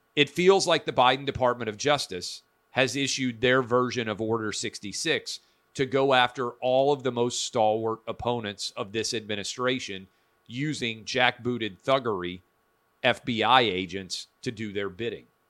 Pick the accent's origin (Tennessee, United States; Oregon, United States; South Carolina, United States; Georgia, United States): Tennessee, United States; Nashville; born and raised in Nashville, public school, K through twelve